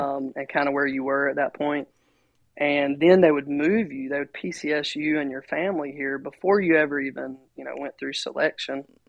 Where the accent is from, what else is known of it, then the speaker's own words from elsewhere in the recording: Rockingham, North Carolina, United States; now in Aberdeen, United States; I was I was raised here in North Carolina, uh, right down the road in Rockingham, North Carolina